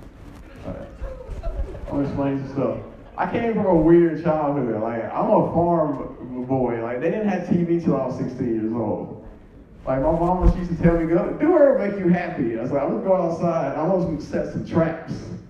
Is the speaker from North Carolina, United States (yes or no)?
yes; Caswell County, North Carolina, United States; moved away as an adult; also born or lived in Mebane, North Carolina; now in Greensboro, United States; I'm from Caswell County, out next to a chicken farm. That's probably why I'm so messed up right now, growing up off that bad water